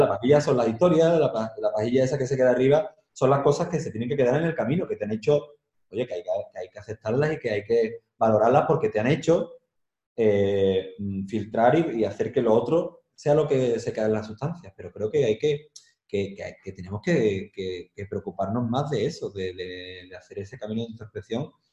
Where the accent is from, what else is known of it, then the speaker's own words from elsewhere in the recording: Andalusia, Spain; moved away as an adult; also born or lived in Madrid; now in Seville, Spain; Yo he tenido que viajar mucho para apreciar mi tierra